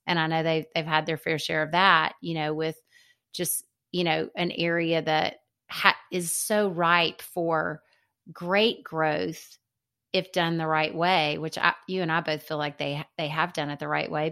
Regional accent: Birmingham, Alabama, United States; moved away as an adult; also born or lived in Seattle; he was my dear friend growing up in Birmingham

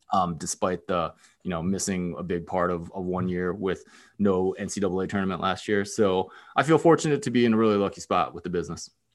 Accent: Philadelphia, Pennsylvania, United States; moved away as an adult; also born or lived in Texas / Stanford, California / Bay Area, California; now in Ann Arbor, United States; I grew up in Pennsylvania, I went to college in Texas, and then I went out to Stanford for grad school

